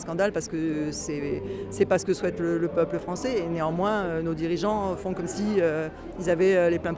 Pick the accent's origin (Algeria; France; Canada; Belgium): France; en tant que Française, simplement, voilà, euh, je suis habituée à avoir un service public qui fonctionne normalement